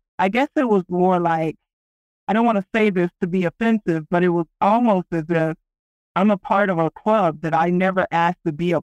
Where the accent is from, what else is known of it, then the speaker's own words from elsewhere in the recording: Texas, United States; now in Colorado, United States; I'm from Texas